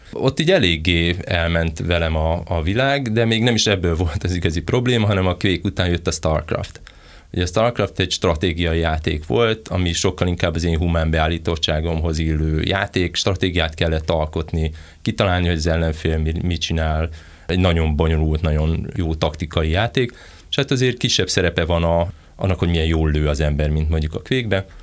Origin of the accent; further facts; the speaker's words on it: near Veszprém, Veszprém County, Hungary; én Veszprém mellől származok